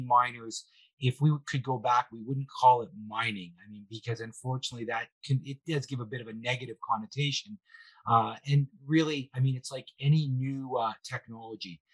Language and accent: English; Canada; we are a little quieter. Perhaps it's the weather where it's a little bit colder up here